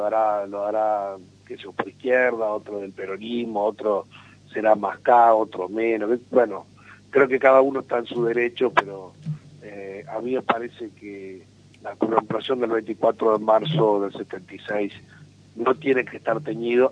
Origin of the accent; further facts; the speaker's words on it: Rosario del Tala, Entre Ríos, Argentina; also born or lived in Macia; yo de chico vivía en Tala